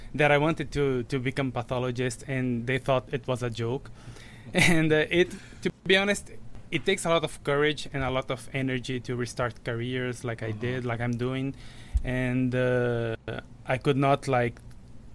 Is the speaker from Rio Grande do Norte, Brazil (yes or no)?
yes; Rio Grande do Norte, Brazil; moved away as an adult; also born or lived in São Paulo, Brazil; now in Chicago, United States; I am a Brazilian MD. I graduated from Universidade Federal do Rio Grande do Norte in my hometown